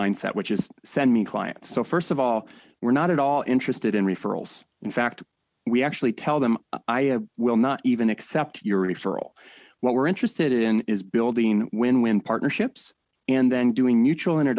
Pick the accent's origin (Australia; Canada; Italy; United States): United States; San Diego, California; Born and raised in San Diego